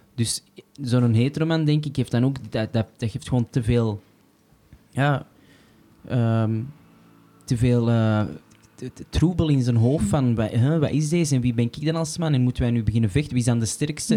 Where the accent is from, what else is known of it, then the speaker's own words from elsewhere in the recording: Antwerp, Flanders, Belgium; als Antwerpenaar